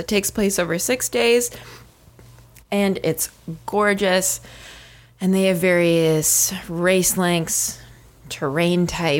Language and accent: English; Canada; We're Canadian.